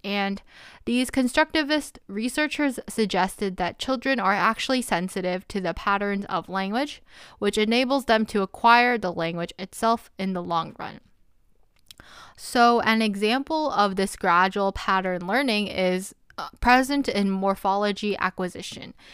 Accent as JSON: {"language": "English", "country": "United States", "said": "I'm Korean American and I grew up speaking Korean as a Korean American"}